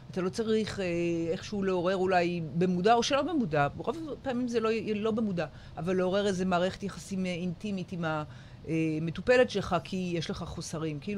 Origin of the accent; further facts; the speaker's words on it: Jerusalem, Jerusalem District, Israel; moved away as an adult; now in Ashdod, Israel; אבל אני הגעתי מירושלים